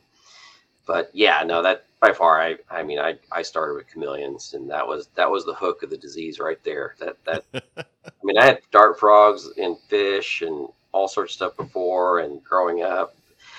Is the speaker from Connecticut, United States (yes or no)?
no; West Texas, United States; I grew up in West Texas originally